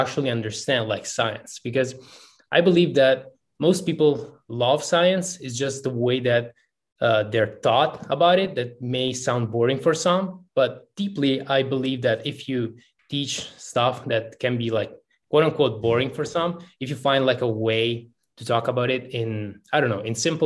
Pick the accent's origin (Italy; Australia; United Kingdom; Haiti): Italy; also born or lived in Kosovo; Technically speaking, I am from Italy